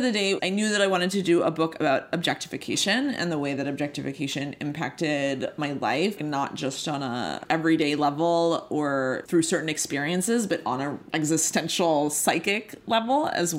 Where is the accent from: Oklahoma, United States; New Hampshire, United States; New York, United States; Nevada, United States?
New York, United States; New York City; I grew up in Queens